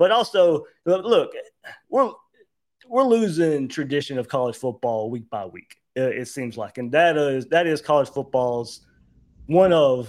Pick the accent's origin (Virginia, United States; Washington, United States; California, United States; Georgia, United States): Georgia, United States; Blackshear; moved away as an adult; now in Jacksonville, United States; I was born in Jacksonville, but me and my family moved to Southeast Georgia when I was 3 years old. So I was raised in Georgia, basically.